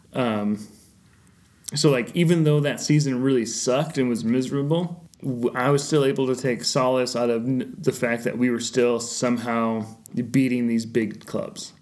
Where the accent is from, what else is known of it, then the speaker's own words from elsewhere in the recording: United States; as an American fan